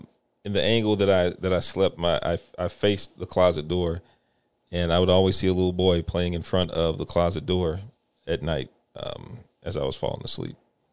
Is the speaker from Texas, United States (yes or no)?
yes; Houston, Texas, United States; I'm from Sunnyside.